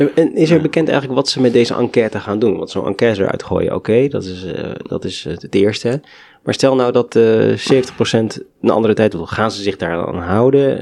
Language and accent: Dutch; Netherlands